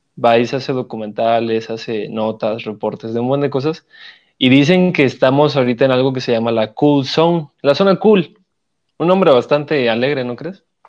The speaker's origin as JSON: {"language": "Spanish", "region": "Oaxaca", "country": "Mexico", "also_born_or_lived": "Mexico City", "moved": "yes", "said": "yo como oaxaqueño, hasta que no dejé mi estado y eh, me fui a la ciudad"}